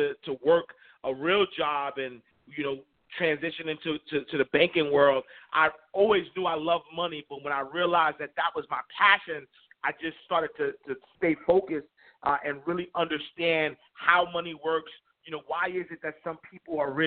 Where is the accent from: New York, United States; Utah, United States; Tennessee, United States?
New York, United States; New York City; growing up in Harlem, New York, in the St. Nicholas houses